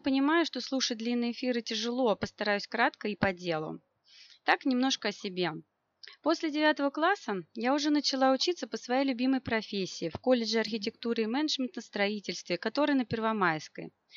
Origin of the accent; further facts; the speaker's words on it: Moscow, Russia; я из Москвы, и моя профессия архитектор